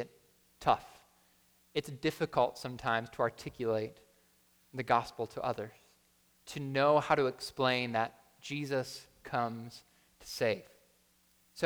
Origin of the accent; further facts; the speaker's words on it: Buffalo, New York, United States; moved away; I'm from Buffalo